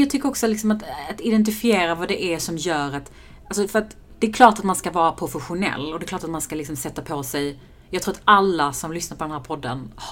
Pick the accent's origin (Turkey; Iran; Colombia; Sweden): Iran; Äh, min onion och så vill jag doppa det i naturell yoghurt för att jag är iranier.